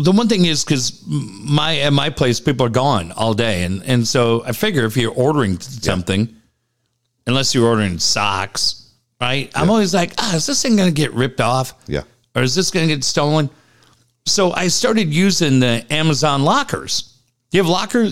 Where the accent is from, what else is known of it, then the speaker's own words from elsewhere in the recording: Minneapolis, Minnesota, United States; I grew up in Minneapolis